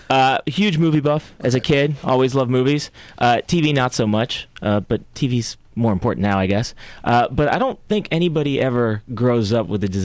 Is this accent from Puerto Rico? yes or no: yes; San Juan, Puerto Rico; born there; also born or lived in Florida / North Carolina / Belgium / New Jersey; I was born in San Juan, Puerto Rico.